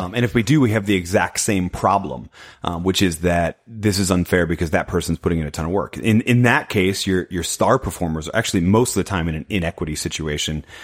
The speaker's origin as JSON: {"language": "English", "region": "New England", "country": "United States", "tie": "born or raised there", "moved": "yes", "lives_now": "Tulsa, United States", "said": "I grew up in New England. Now I live in Oklahoma"}